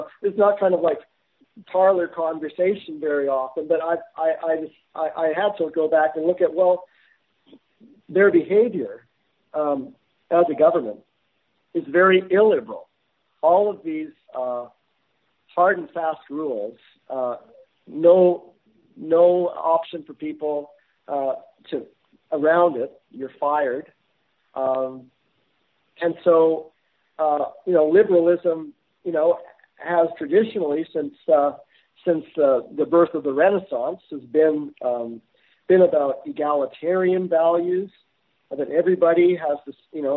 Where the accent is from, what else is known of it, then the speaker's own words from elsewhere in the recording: Canada; as a Canadian citizen